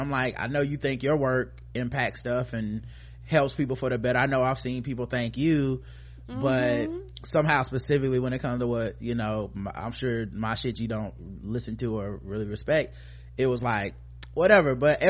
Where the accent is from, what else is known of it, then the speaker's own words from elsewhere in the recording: British Columbia, Canada; I grew up in British Columbia, immigrated as a baby with all my extended family back in Jamaica and the UK. Not a lot of black folks around here.